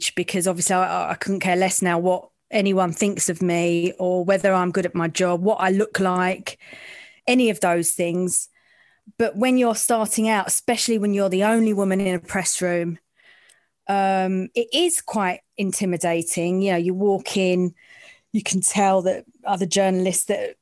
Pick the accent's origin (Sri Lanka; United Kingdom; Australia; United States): United Kingdom; London; I'm from the East End